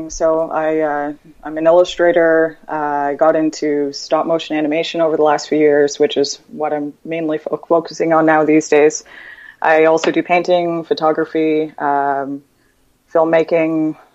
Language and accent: English; London, Ontario, Canada; I'm from London, Ontario, in Canada. we call it the the other London.